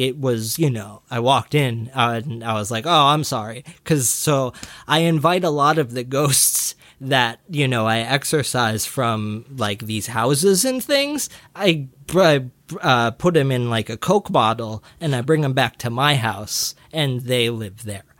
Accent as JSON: {"language": "English", "region": "Scotland", "country": "United Kingdom", "said": "I'm from Scotland"}